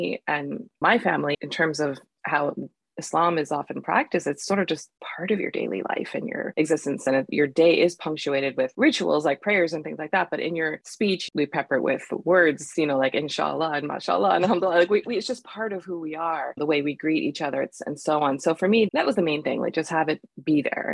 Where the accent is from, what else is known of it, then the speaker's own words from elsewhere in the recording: United States; growing up as a Pakistani American Muslim